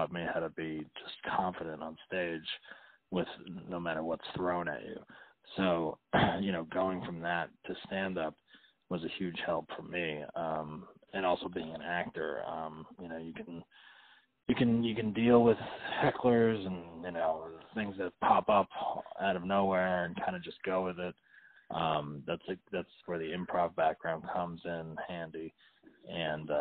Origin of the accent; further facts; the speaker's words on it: New Jersey, United States; now in Los Angeles, United States; I grew up in North Jersey.